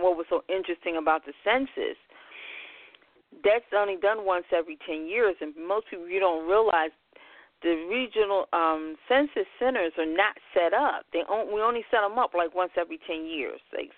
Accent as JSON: {"language": "English", "town": "Philadelphia", "region": "Pennsylvania", "country": "United States", "tie": "born or raised there", "said": "Well, I hail from Philadelphia, born and raised. Been here all my life, even though most people never believe I'm from Philadelphia."}